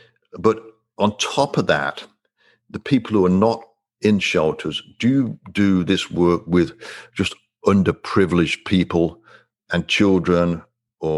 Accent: England, United Kingdom; growing up in England, it was mandatory for me to learn French

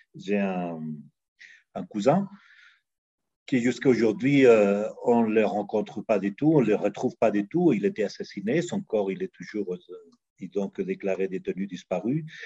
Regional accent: Chile; now in Mexico; je suis né en Amérique latine, au Chili, exactement. J'appartiens à ces générations qui, qui était tout petit pendant les coups d'État euh, militaires de, Pinochet

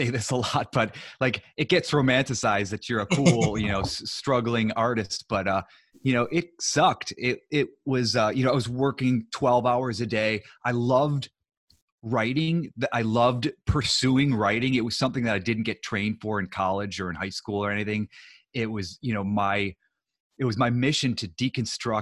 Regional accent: Ohio, United States; moved away as an adult; also born or lived in New York; now in Los Angeles, United States; I grew up in Ohio

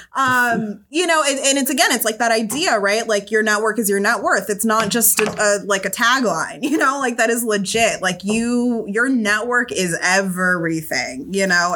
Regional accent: Southern California, United States; now in Boston, United States; I'm originally from Southern California

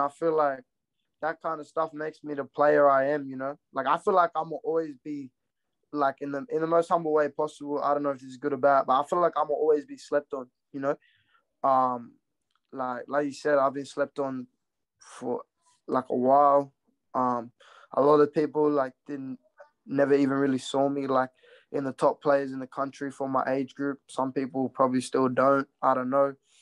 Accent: Brisbane, Queensland, Australia; also born or lived in Redfern; I was born in Brisbane. Half my family's from Brisbane

